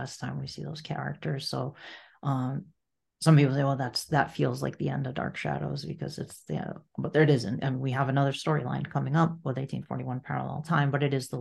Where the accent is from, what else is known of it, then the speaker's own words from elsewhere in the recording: Massachusetts, United States; my home state